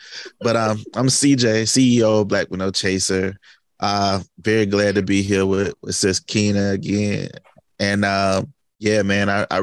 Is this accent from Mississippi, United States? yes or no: yes; Hattiesburg, Mississippi, United States; I am from Hattiesburg, Mississippi, where Southern Miss is located